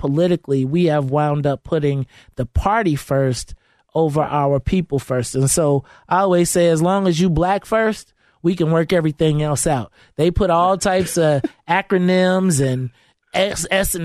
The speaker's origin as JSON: {"language": "English", "town": "Bolingbrook", "region": "Illinois", "country": "United States", "tie": "born or raised there", "said": "I grew up in Bolingbrook."}